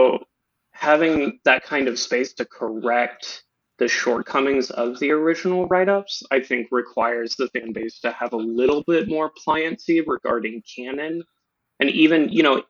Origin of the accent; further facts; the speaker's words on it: Eastern Oklahoma, United States; moved away as an adult; now in East Coast, United States; I'm from Eastern Oklahoma. I recently moved to the East Coast school